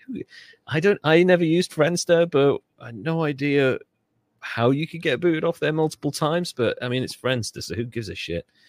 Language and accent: English; Wales, United Kingdom; I'm Welsh. We have Welsh flags. We have patriotism.